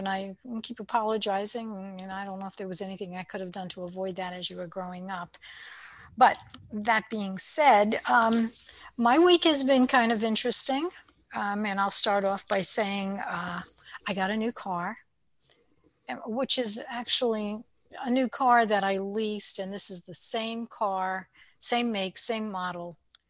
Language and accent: English; Brooklyn, New York, United States; accent: Brooklyn; I can use my Brooklyn accent if I wanted to, but I prefer not to.